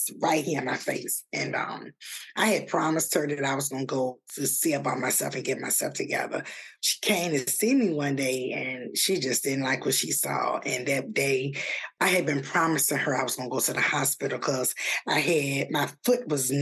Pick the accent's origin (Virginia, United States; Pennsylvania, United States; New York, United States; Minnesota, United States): Virginia, United States; now in Atlanta, United States; I'm from Virginia